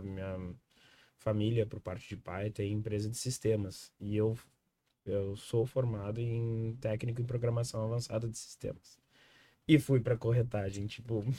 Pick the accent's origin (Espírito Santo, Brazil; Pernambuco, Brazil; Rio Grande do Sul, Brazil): Rio Grande do Sul, Brazil; Viamão; Nós somos de Viamão